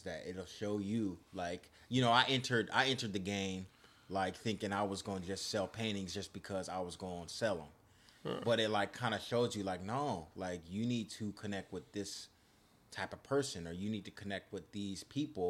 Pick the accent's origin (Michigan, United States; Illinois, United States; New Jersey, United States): Michigan, United States; West Bloomfield; moved away; I'm from West Bloomfield, so it's the suburbs